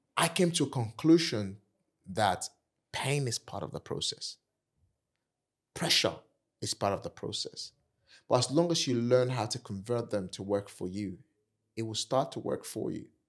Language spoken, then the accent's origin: English; Nigeria; accent: African; moved away as an adult; also born or lived in Kent, United Kingdom; now in United Kingdom; I'm African, I'm Nigerian